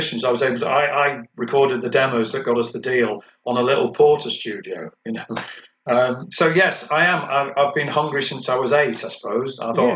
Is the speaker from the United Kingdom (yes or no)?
yes; Hull, Yorkshire and the Humber, United Kingdom; moved away; also born or lived in Liverpool; I'm from Hull, but I moved to Liverpool